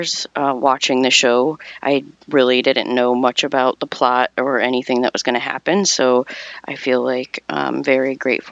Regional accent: Kent, Ohio, United States; I'm from Kent, Ohio.

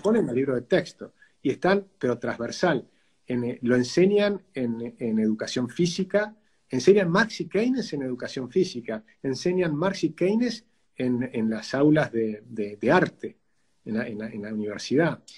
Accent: Argentina; somos argentinos

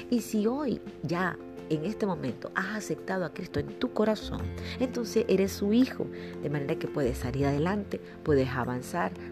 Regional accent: Colombia; also born or lived in Venezuela; yo soy colombiana. He vivido mucho tiempo en Venezuela y bueno, no tengo el acento costeño

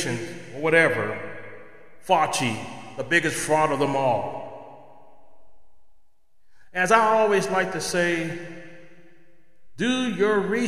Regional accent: United States; as American citizens

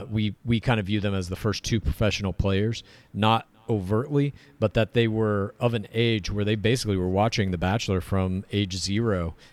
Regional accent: Canada; But I can't believe as a Canadian.

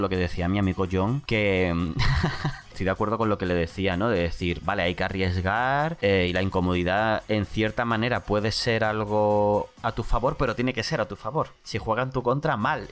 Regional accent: San Fernando, Andalusia, Spain; also born or lived in Bolivia; es de mi pueblo, de San Fernando

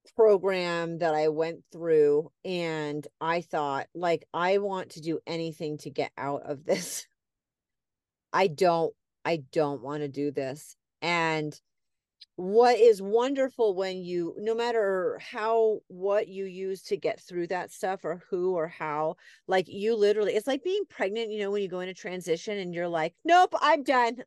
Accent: New England, United States; moved away; I grew up in New England, people are very, like, we talk with our hands and they're very loud

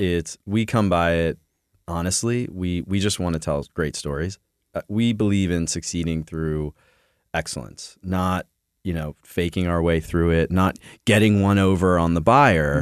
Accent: Philadelphia, Pennsylvania, United States; We're from Philly

